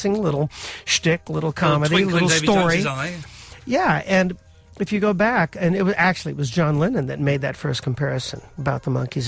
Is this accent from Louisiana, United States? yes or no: no; Los Angeles, California, United States; growing up in Hollywood, where there was very little theater